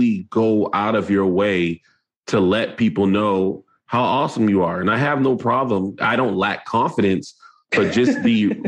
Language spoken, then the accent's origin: English; North Charleston, South Carolina, United States; I'm from North Charleston, South Carolina